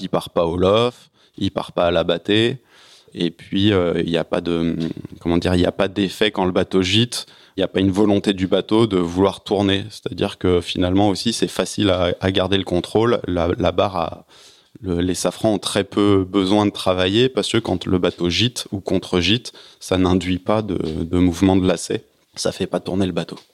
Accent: Paris suburbs, Île-de-France, France; en tant que Parisien

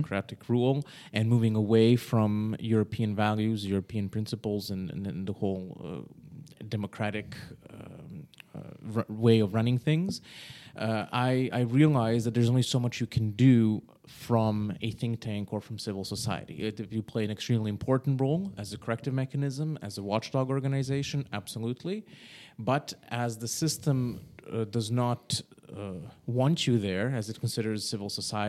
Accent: Calgary, Alberta, Canada; moved away as an adult; now in Serbia; So just background, I was born in Serbia, but at age of 8, I left with my family. We moved to Calgary, Canada.

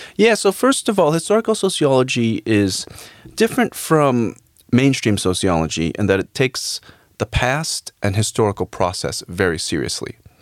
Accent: United States; I actually was born in in, in the United States, but my parents came from the Philippines

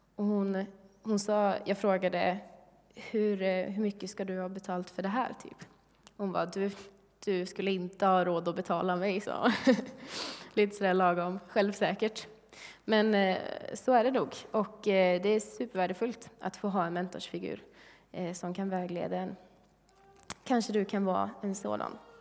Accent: Sweden; som svensk

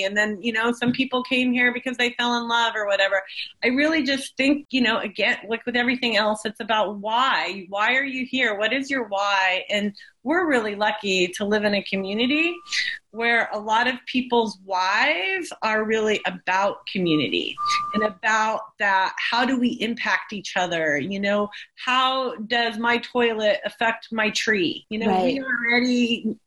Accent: Burnt Ranch, California, United States; I grew up in Burnt Ranch

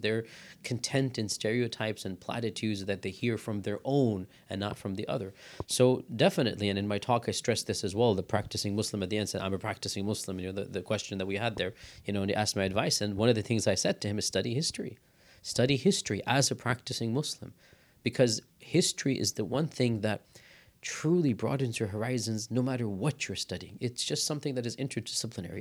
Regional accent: United States; we're born and raised in America, then we go study abroad, then we come back.

